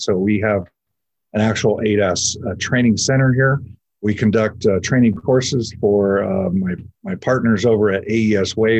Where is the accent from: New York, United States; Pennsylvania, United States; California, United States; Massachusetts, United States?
California, United States; Southern; So I grew up here in Southern California.